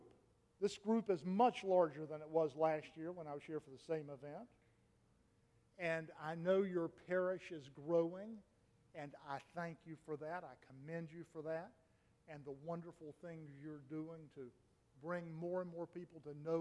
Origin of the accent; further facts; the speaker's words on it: Raleigh, North Carolina, United States; my hometown, Raleigh